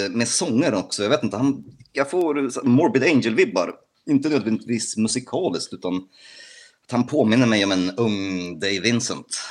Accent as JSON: {"language": "Swedish", "town": "Gdańsk", "region": "Pomeranian Voivodeship", "country": "Poland", "tie": "born or raised there", "moved": "yes", "lives_now": "Sweden", "said": "mina hemtrakter"}